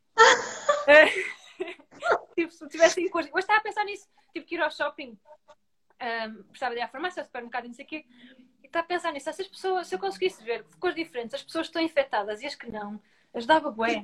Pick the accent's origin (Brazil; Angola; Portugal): Portugal; Grijó, Norte; eu sou de Grijó, eu cresci em Grijó